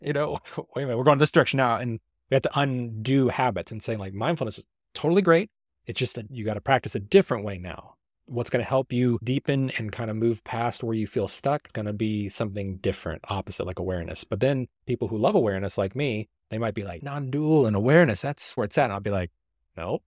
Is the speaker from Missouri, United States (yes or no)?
yes; Missouri, United States; born or raised there